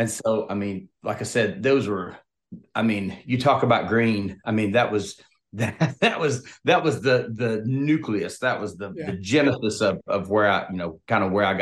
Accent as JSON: {"language": "English", "town": "Opelika", "region": "Alabama", "country": "United States", "tie": "born or raised there", "also_born_or_lived": "Texas / Nashville", "moved": "as an adult", "said": "I'm from Opelika, Alabama, which I'm about 30 minutes from the Georgia state line."}